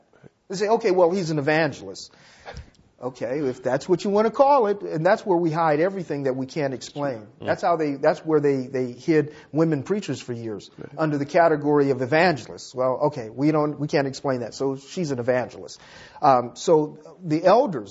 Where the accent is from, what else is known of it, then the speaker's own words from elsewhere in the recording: Los Angeles, California, United States; I grew up in South Central Los Angeles